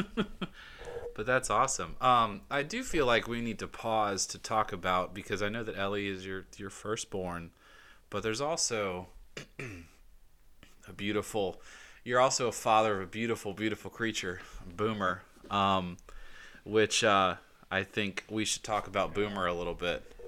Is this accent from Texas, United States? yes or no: no; Georgia, United States; I'm from Georgia